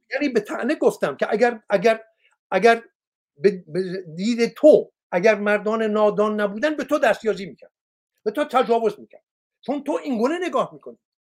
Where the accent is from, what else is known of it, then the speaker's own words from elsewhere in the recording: Iran; من یک مرد ایرانی هستم